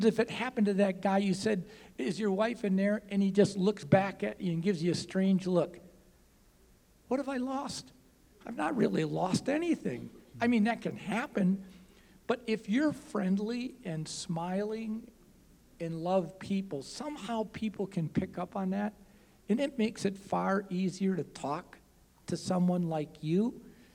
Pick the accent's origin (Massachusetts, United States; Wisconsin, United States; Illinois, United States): Wisconsin, United States; now in Des Moines, United States; that's where I'm from